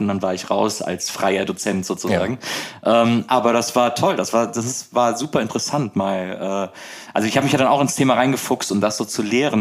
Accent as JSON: {"language": "German", "town": "Wesseling", "region": "North Rhine-Westphalia", "country": "Germany", "tie": "born or raised there", "also_born_or_lived": "Bonn", "said": "Ich bin äh, in Wesseling aufgewachsen, das ist genau zwischen Köln und Bonn."}